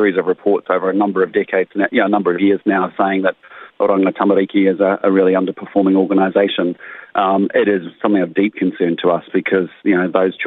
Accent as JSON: {"language": "English", "town": "Christchurch", "region": "Canterbury", "country": "New Zealand", "tie": "born or raised there", "moved": "yes", "said": "It's my hometown. I have family here."}